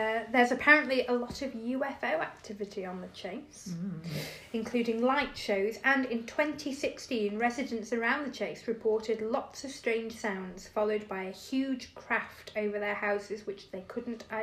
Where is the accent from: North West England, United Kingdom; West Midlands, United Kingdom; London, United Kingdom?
West Midlands, United Kingdom; Staffordshire; growing up in Staffordshire